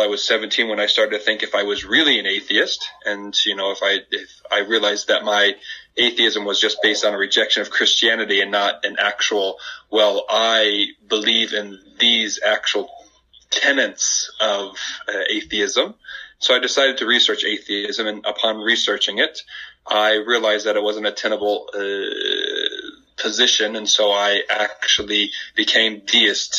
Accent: Indiana, United States; moved away as an adult; also born or lived in Culver, Indiana; now in Turkey; I'm from Indiana. Was born in Indianapolis, but lived in Culver, Indiana, in the northern part of Indiana, too

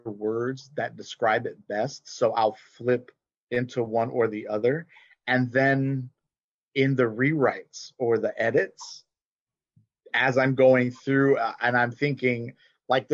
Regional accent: Gulf Coast, Texas, United States; a kid growing up in Texas, in the U.S. Southwest, but then also a Gulf Coast kid

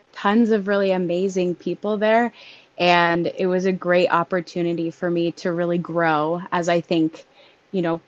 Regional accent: Denver, Colorado, United States; also born or lived in Nebraska; I am from Denver, Colorado, born and raised, and grew up pretty normal

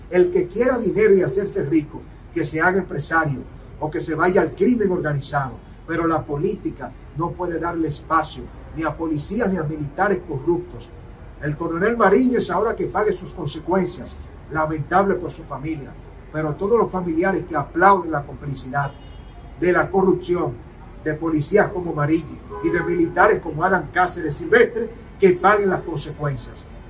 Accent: Dominican Republic; estaremos como dominicanos

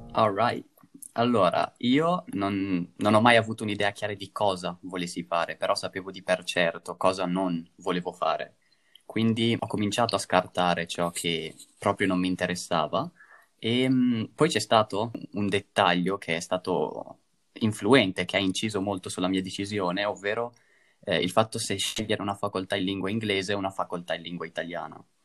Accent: province of Mantua, Lombardy, Italy; moved away as an adult; now in Trento, Italy; vengo dalla provincia di Mantova

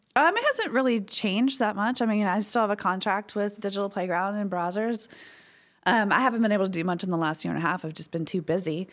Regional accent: Baton Rouge, Louisiana, United States; I'm from Baton Rouge. I'm from Louisiana. Born and raised.

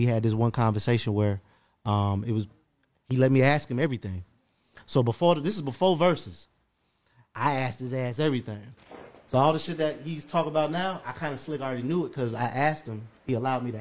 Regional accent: South Florida, United States; moved away as an adult; now in Atlanta, United States; I'm from South Florida

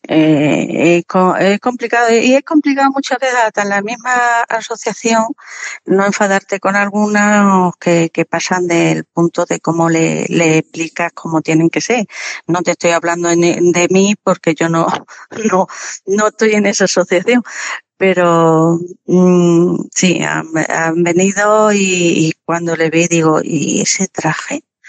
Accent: La Siberia, Extremadura, Spain; now in Mérida, Spain; Yo soy de la, de la Siberia, de la Siberia extremeña.

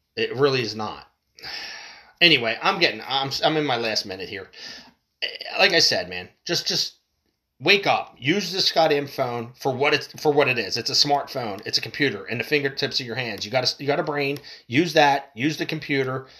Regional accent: United States; as an American citizen

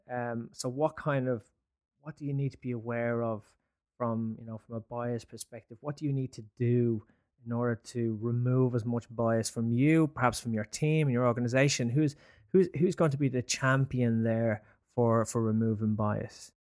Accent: Ireland; now in London, United Kingdom; I'm Irish

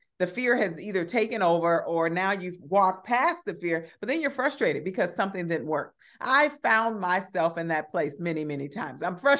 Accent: Chicago, Illinois, United States; growing up on the South Side of Chicago with limited resources, somehow I learned how to, even as a young person, launch my own businesses.

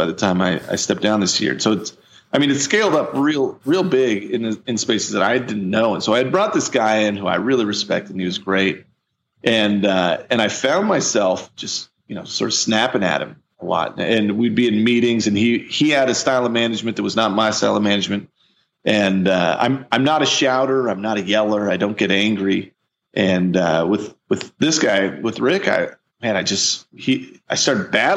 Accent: Missouri, United States; I'm from Missouri. I'm a big bearded giant from the Midwest.

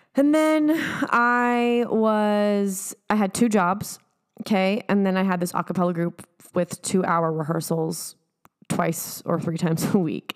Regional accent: San Diego, California, United States; moved away; going back home to San Diego

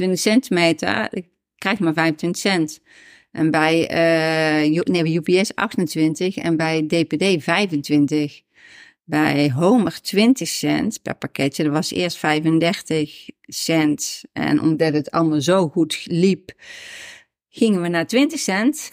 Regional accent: Netherlands; ik woonde in de Javestraat. Mhm. Dus ook hier in uh, Springbaan Oost

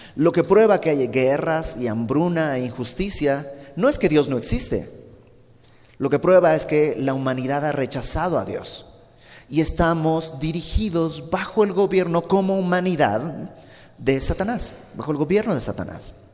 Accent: Bolivia; moved away; yo soy de Bolivia, ya lo sabes, y en Santa Cruz, que es donde vive mi familia

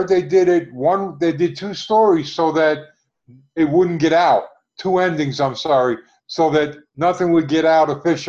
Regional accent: New Jersey, United States; I'm from New Jersey

